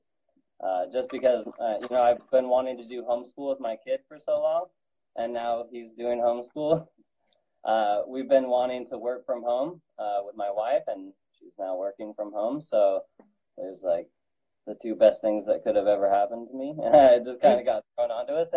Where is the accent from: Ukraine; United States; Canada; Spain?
United States; Utah; now in Pennsylvania, United States; I'm originally from Utah